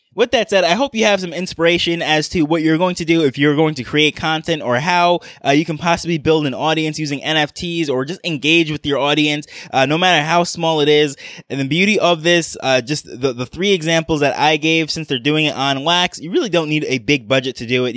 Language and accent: English; New York, United States; I grew up in New York